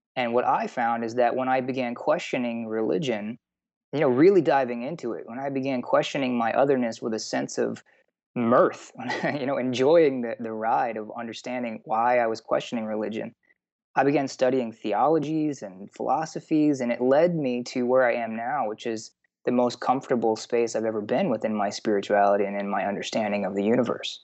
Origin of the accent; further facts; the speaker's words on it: Texas, United States; I grew up in the South. I grew up in Texas